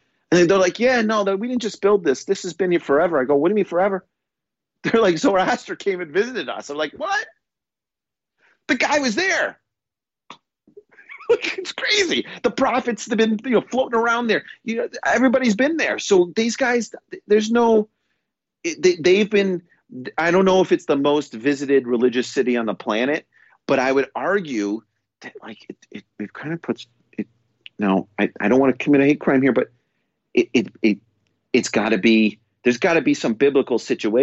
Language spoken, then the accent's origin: English; New York, United States; now in London, United Kingdom; being a New Yorker